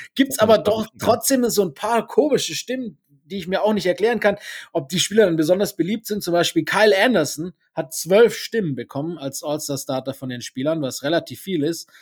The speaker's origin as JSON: {"language": "German", "area": "Breisgau", "region": "Baden-Württemberg", "country": "Germany", "also_born_or_lived": "Stuttgart", "said": "ich habe äh, ungefähr, ja nicht ganz die Hälfte, aber gut ein Drittel meines Lebens im, im südbadischen, im Breisgau verbracht"}